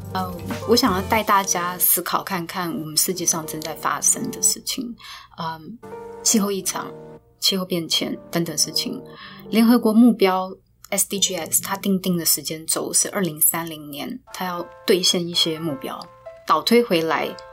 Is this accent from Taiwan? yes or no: yes; Taiwan; 我们台湾人